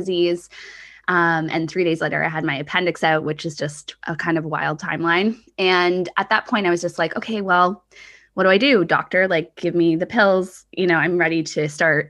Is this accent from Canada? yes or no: yes; Canada; also born or lived in Australia; I came home from Australia and settled more in Canada